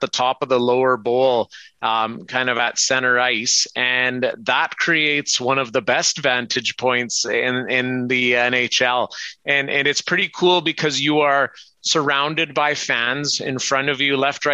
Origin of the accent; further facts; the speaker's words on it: Brooks, Alberta, Canada; accent: Canadian; I was growing up in Brooks